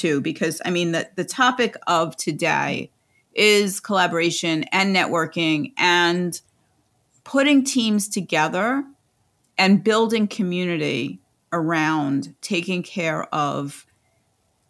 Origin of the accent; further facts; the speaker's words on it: New York City, New York, United States; I'm from Staten Island